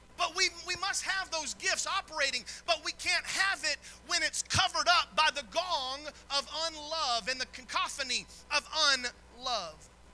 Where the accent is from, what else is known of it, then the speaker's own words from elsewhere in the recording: the South, United States; I was raised in the South